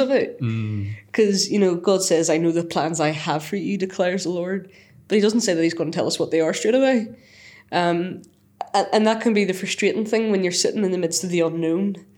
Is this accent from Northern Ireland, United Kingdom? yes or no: yes; Northern Ireland, United Kingdom; moved away as an adult; now in Selby, United Kingdom; I'm from Northern Ireland